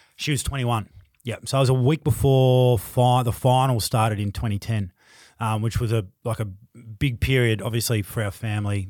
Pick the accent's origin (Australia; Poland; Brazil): Australia; Tasmania; also born or lived in Queensland; now in Melbourne, Australia; growing up in Tassie